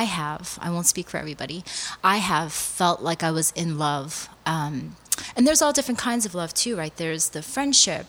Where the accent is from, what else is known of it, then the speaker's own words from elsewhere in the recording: United States; first language Korean; English is a second language; I'm Korean American, and Korean culture, my parents were immigrants here. So I was raised very Korean. I never even spoke English in the home until I got to school.